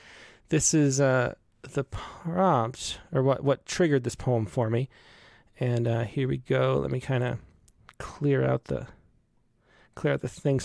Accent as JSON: {"language": "English", "town": "Cleveland", "region": "Ohio", "country": "United States", "tie": "born or raised there", "said": "I consider my earliest memories growing up in Cleveland, Ohio, where winters were staged in terminal whiteness as truckloads of white snow were heaped onto our home on Edge Hill Road."}